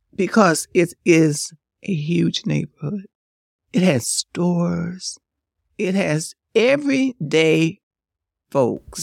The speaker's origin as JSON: {"language": "English", "town": "Detroit", "region": "Michigan", "country": "United States", "tie": "born or raised there", "said": "growing up on Northwest side, we had that. And then when I uh, moved to the east side"}